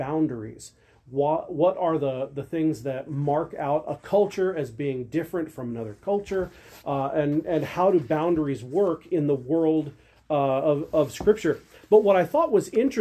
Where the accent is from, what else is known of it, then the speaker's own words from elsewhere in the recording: Phoenix, Arizona, United States; I grew up in Phoenix